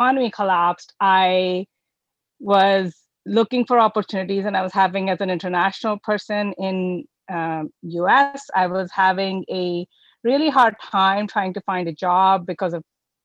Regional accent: India; moved away as an adult; also born or lived in United States; now in Vancouver, Canada; I was born in India

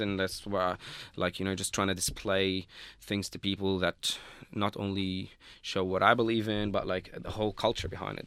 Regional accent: Lebanon; moved away as an adult; now in Australia; I'm not from Beirut, like, uh, I'm from Lebanon and Beirut is the capital there

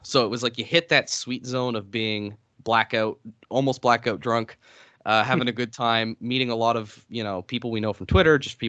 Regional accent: Atlantic Canada, Canada; I'm like from East Coast Canada. We can't speak without swearing.

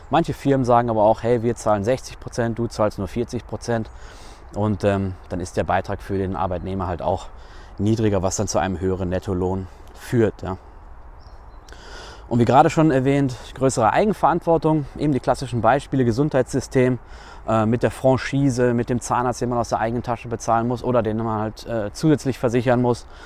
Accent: North Rhine-Westphalia, Germany; now in Switzerland; wenn ich das vergleiche mit meiner Heimat Nordrhein-Westfalen und dann hier mit der Schweiz.

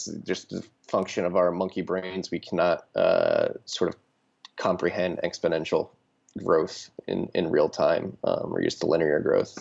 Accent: Philadelphia, Pennsylvania, United States; moved away; I'm from Philadelphia originally

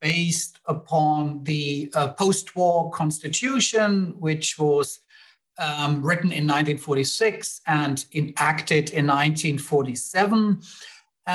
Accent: Germany; moved away; I am from Germany originally

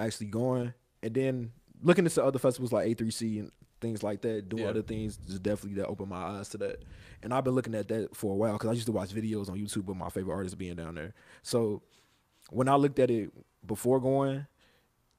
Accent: Chicago, Illinois, United States; I'm from Chicago

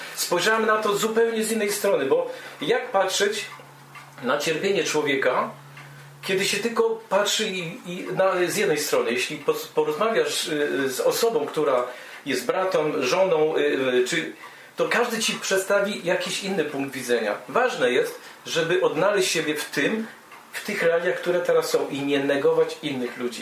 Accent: Poland; moved away as an adult; now in Germany; jako obywatel Polski, urodziłem się w Polsce

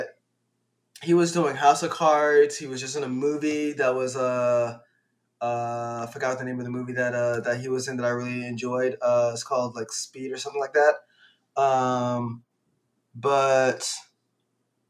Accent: Louisiana, United States; moved away; also born or lived in Virginia; I'm originally from Louisiana. My family migrated to Louisiana, but moved

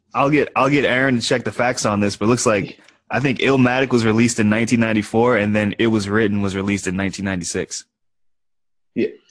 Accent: New Orleans, Louisiana, United States; moved away; also born or lived in Austin; originally from New Orleans in Louisiana

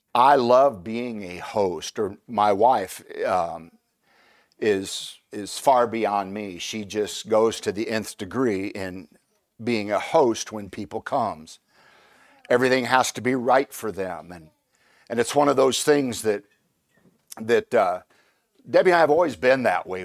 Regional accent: Indiana, United States; moved away; I'm originally from Indiana, and in, and the, the, the people from Indiana are called Hoosiers.

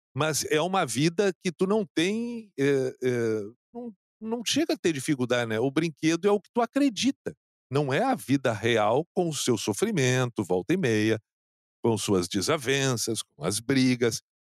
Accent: Canoas, Rio Grande do Sul, Brazil; no bairro onde eu, onde eu cresci, em Canoas

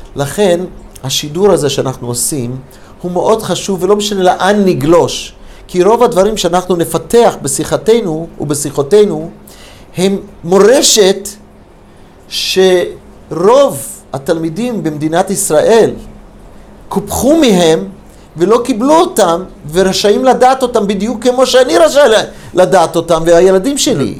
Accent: United States; also born or lived in Detroit, Michigan, United States / Los Angeles, California, United States; now in Israel; הייתי ילד קטן, גדל, נולדתי בדטרויט, מישיגן. כילד, בכיתה, כמדומני ד', בלוס אנג'לס

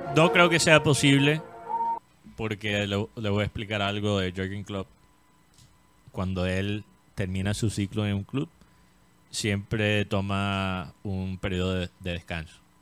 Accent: Colombia; estoy contento como colombiano

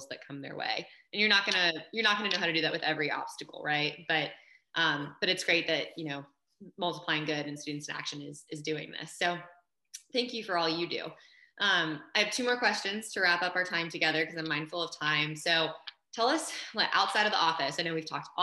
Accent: Baltimore, Maryland, United States; I'm from Baltimore

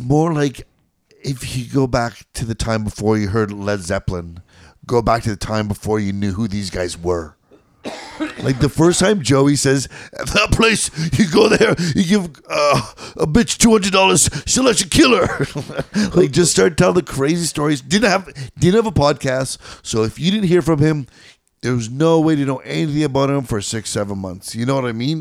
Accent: Canada; as a Canadian

